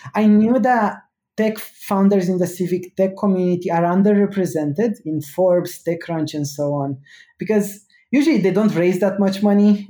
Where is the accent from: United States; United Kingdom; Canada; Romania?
Romania; I grew up in Romania